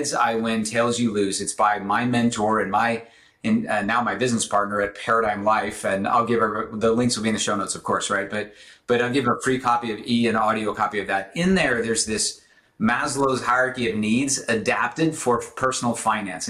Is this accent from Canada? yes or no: no; Southern Illinois, United States; I grew up in the Midwest in the late 70s, early 80s